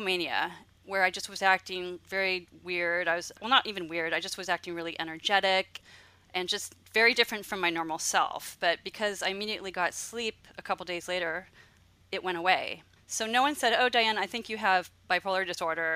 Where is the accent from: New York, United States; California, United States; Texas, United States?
California, United States; Los Angeles; moved away as an adult; now in Santa Cruz County, United States; I grew up in Los Angeles, and then I came up to where I live now, which is beautiful Santa Cruz County